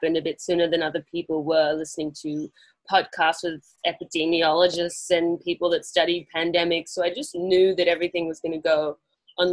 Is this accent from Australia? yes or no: yes; Australia; moved away as an adult; also born or lived in London